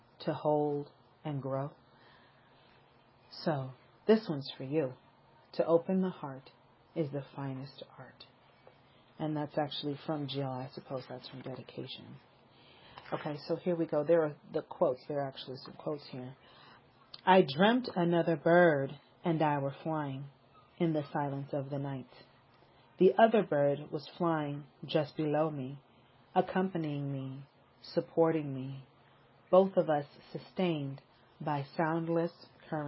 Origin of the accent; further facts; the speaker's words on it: Los Angeles, California, United States; I was born in Northern California, but I've spent most of my life in Southern California. And I actually lived most of my life in South Central Los Angeles